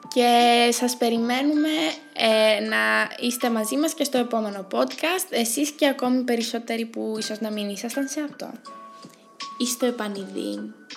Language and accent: Greek; Psilovrachos area, Evrytania, Central Greece, Greece; Τα μέρη μας όταν λέω θα πάω στο χωριό μου δεν εννοώ τον ψηλόβραχο καθ' αυτό. Εννοώ τη γύρω περιοχή όλη